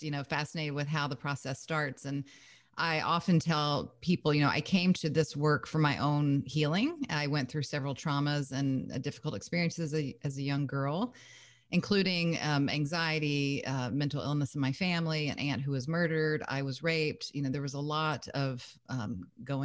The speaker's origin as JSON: {"language": "English", "region": "Kentucky", "country": "United States", "also_born_or_lived": "Lake Tahoe, California", "moved": "as an adult", "said": "I'm originally from Kentucky"}